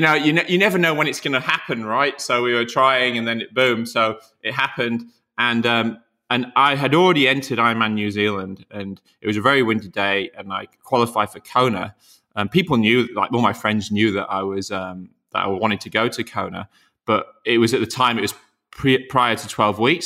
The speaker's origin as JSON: {"language": "English", "region": "Yorkshire and the Humber", "country": "United Kingdom", "tie": "born or raised there", "moved": "yes", "said": "I'm from Yorkshire, and, um, so me and Alistair grew up in the very similar area."}